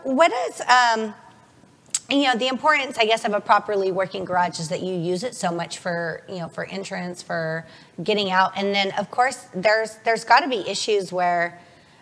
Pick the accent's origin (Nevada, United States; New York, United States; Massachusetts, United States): Nevada, United States; Las Vegas; I was born and raised in Vegas, so I've only lived here.